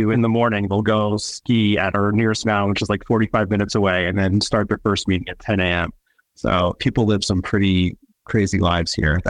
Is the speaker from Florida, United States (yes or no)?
yes; South Florida, United States; moved away as an adult; also born or lived in New York area; now in Boulder, United States; So I live in Boulder, Colorado. I was born and raised actually in South Florida and then spent a decade in the New York area before I moved out here.